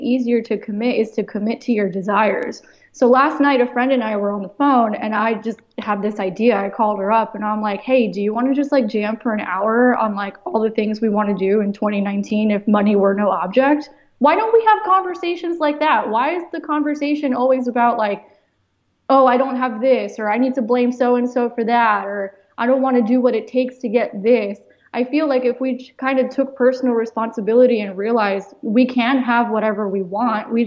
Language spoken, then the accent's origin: English; United States; I was born in the United States